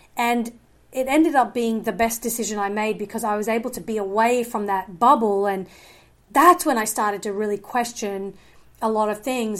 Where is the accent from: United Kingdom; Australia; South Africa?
Australia; moved away; I did grow up in a, um, evangelical home in Australia. So I'm originally from Australia